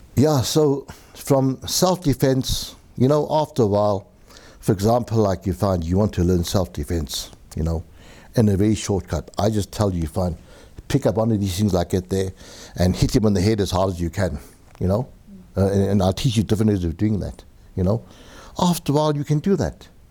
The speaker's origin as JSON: {"language": "English", "town": "Benoni", "region": "Gauteng", "country": "South Africa", "tie": "born or raised there", "also_born_or_lived": "Germiston", "said": "I was born in Germiston location. I'm not too sure what it was called. Maybe the Germiston Asiatic Bazaar. Uh, moved to, uh, Benoni, uh, Actonville."}